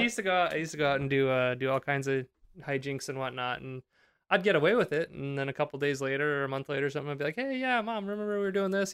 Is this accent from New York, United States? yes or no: no; Pennsylvania, United States; Also from Pennsylvania.